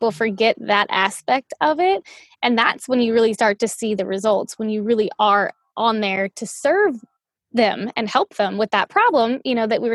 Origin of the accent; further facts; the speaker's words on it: New Orleans, Louisiana, United States; moved away; I'm from New Orleans